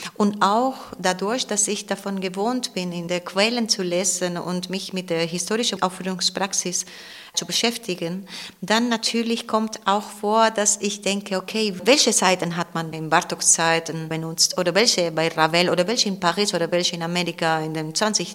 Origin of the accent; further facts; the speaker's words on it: Cartagena, Region of Murcia, Spain; German is a second language; also born or lived in Ibiza; now in Weimar, Germany; ich bin nicht da aufgewachsen, sondern im Festland, in Cartagena, das ist im Südosten Spaniens, am Meer